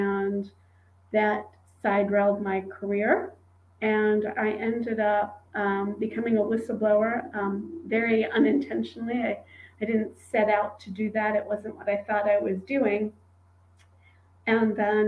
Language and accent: English; New York, United States; I grew up in New York